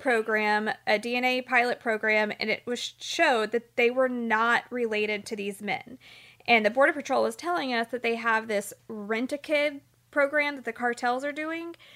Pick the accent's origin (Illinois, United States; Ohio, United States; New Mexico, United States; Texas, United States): Texas, United States; Houston; growing up in Houston